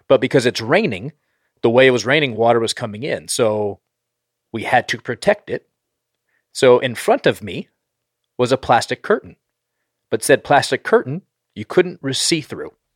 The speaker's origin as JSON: {"language": "English", "area": "northern East Coast", "region": "Northeast", "country": "United States", "tie": "born or raised there", "moved": "yes", "said": "I grew up on the East Coast, so, like, I know and, like, northern East Coast"}